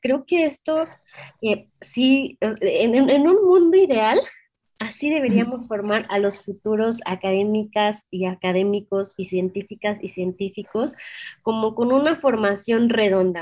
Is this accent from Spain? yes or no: no; Mexico; somos mexicanas